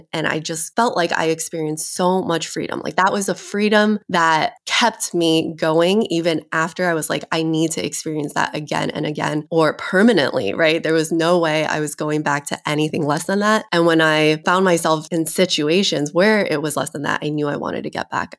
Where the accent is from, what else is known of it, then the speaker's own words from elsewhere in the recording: China; So I think my childhood was somewhat different in the fact that I came from China.